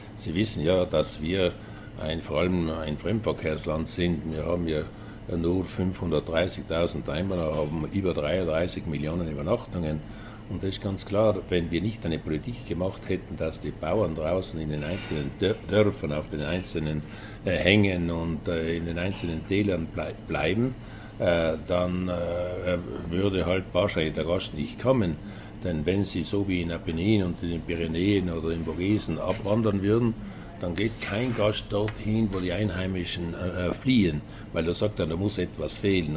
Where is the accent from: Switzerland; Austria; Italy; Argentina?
Italy; South Tyrol, Trentino-Alto Adige; in erster Linie bin ich äh, Südtiroler, Tiroler